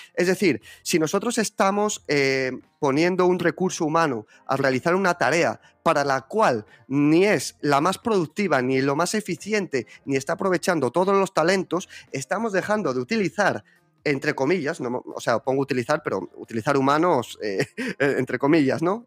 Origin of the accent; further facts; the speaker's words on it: Zaragoza, Aragon, Spain; Yo estudié marketing e investigación de mercados aquí en la Universidad de Zaragoza, que es de donde yo soy.